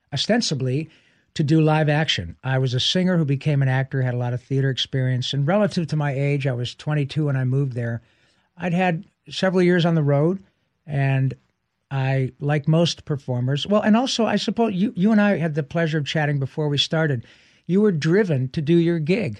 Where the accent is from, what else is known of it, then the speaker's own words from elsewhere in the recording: Detroit, Michigan, United States; moved away as an adult; now in Los Angeles, United States; I grew up in Detroit